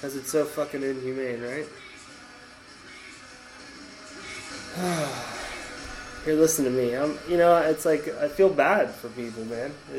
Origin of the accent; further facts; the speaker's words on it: Sarasota, Florida, United States; growing up in Sarasota